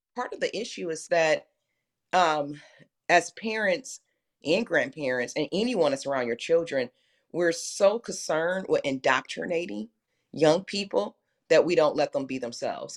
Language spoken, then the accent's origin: English; Detroit, Michigan, United States; I grew up in Detroit